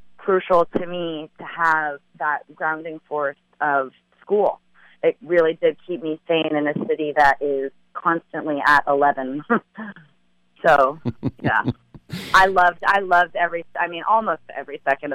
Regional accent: Los Angeles, California, United States; growing up in L.A.

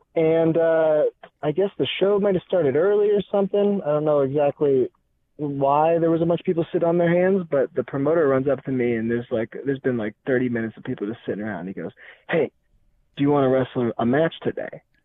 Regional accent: Seattle, Washington, United States; moved away as an adult; also born or lived in San Luis Obispo, California / Canada; I'm originally from Seattle, North Bend area.

